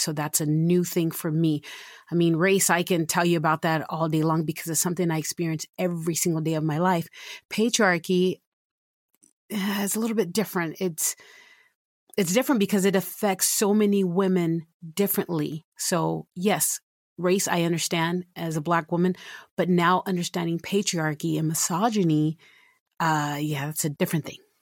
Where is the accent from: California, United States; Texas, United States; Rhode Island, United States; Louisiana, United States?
Texas, United States; San Antonio; now in Utah, United States; I'm originally from San Antonio, Texas, and I've been in Utah since nineteen ninety-seven